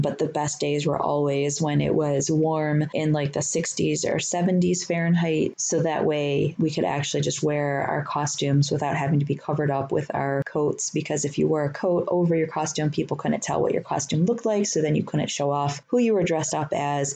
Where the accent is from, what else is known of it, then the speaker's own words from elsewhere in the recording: Detroit, Michigan, United States; I grew up in Detroit.